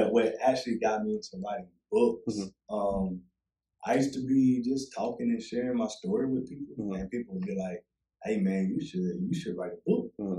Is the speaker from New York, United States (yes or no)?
no; Georgia, United States; also born or lived in Union; But I did a lot of my growing up in Georgia. So most of my memories are in Georgia.